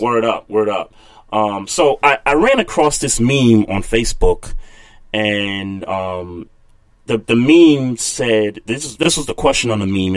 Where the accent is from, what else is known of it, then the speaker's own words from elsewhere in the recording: New York City, New York, United States; my hometown, Brooklyn